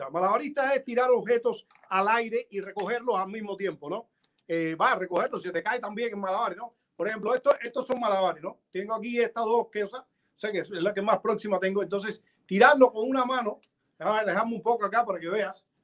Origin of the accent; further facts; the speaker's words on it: Punta Brava, Havana, Cuba; born there; yo nací en Punta Brava, un pueblo muy pequeño que está en la afuera de, de, La Habana, muy cerca de Santa Fe y de Bauta